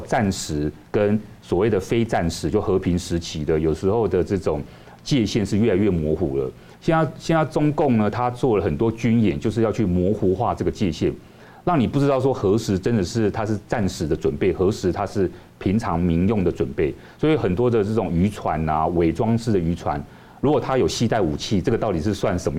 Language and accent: Chinese; Taiwan; 国际社会都很关注我们，我们台湾人也要关注我们自己，我们应该要居安思危。